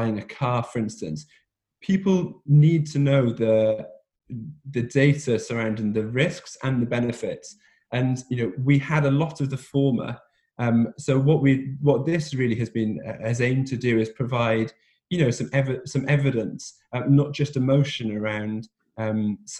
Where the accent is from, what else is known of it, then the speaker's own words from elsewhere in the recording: Wales, United Kingdom; now in London, United Kingdom; I'm Welsh by birth, so brought up on rugby